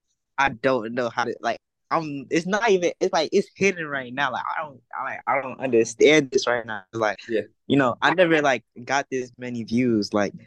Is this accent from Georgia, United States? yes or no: no; New Jersey, United States; now in Florida, United States; Well, I'm originally from New Jersey. {S0} Okay. {S1} But I live right now is Florida, and that's really like what I represent.